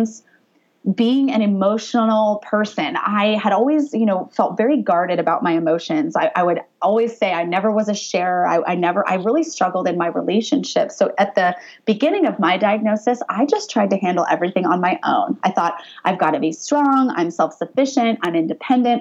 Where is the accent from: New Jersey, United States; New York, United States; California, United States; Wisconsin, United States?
California, United States; Orange County; also born or lived in Pennsylvania; I grew up in Orange County, got a softball scholarship to play at Penn State, so moved all the way across the country